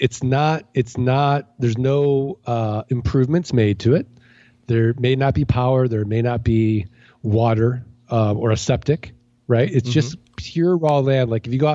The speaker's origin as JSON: {"language": "English", "town": "St. Louis", "region": "Missouri", "country": "United States", "said": "I'm from St. Louis, Missouri. I'm from the Show Me State."}